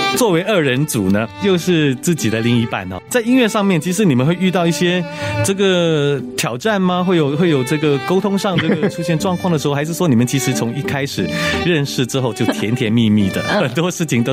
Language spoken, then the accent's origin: Chinese; Singapore; moved away; 我当年从新加坡过来出的第一张叫《…》